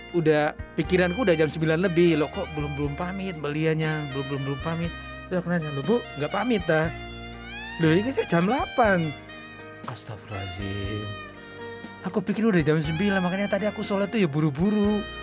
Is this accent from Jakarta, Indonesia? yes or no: no; North Maluku, Indonesia; uh, Maluku Utara kalau Bung Glenn kan uh, Maluku Ambon